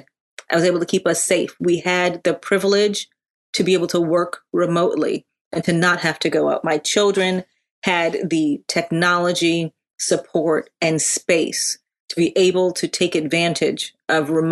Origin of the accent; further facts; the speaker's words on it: Connecticut, United States; also born or lived in Hartford, Connecticut / Windsor, Connecticut; I grew up in Connecticut. We were first in Hartford, Connecticut.